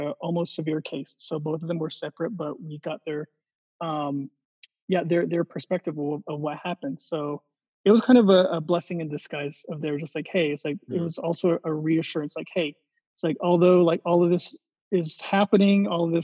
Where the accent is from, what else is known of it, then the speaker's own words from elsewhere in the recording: New Mexico, United States; my hometown, here in New Mexico